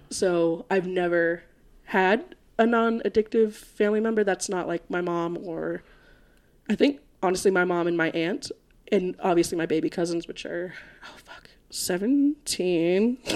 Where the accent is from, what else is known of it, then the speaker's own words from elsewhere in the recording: Florida, United States; now in Colorado, United States; I am from Florida.